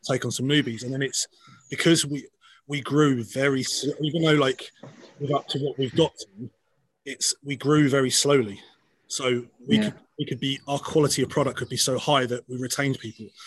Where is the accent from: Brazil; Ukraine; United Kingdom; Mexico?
United Kingdom; Scotland; I'm a Scot believe it or not, from this accent you're hearing right now